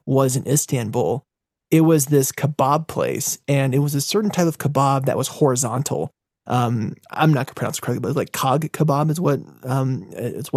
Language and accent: English; United States; as an American